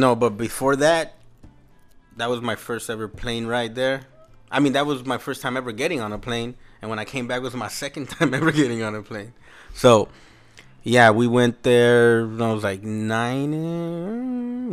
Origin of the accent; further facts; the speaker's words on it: Los Angeles, California, United States; also born or lived in El Salvador (parents' origin); that's where we pretty much grew up